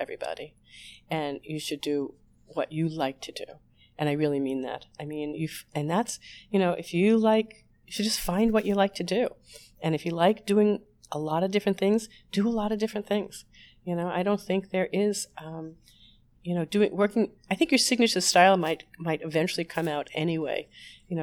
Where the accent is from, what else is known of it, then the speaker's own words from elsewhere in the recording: New York, United States; I'm a New Yorker